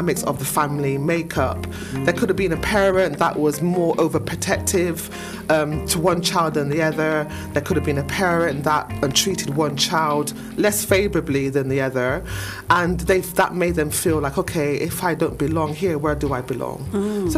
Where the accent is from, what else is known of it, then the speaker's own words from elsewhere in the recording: Bristol, South West England, United Kingdom; also born or lived in Easton, Bristol; I think I grew up in St. Paul's, lovely St. Paul's, most of my life, and then transitioned over to Eastern, and now I'm living in another part of the area, Bristol.